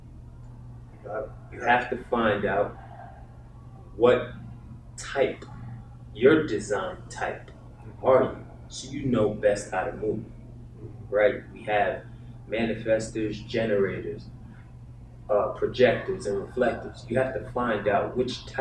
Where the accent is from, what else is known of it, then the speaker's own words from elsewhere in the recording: New York, United States; I'm from New York